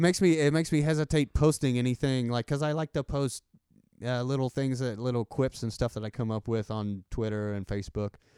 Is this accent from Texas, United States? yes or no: yes; Texas, United States; accent: country accent; I have, like, a country accent